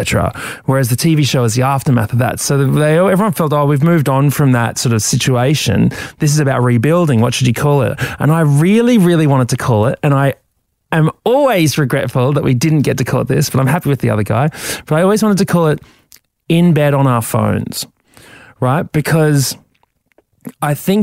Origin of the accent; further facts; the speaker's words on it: Brisbane, Queensland, Australia; where are you from? And I say, Brisbane